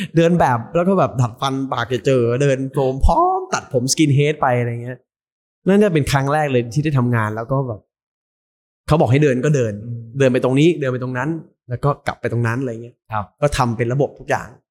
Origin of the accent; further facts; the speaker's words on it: Khon Kaen, Isan, Thailand; moved away; เป็นลูกอีสาน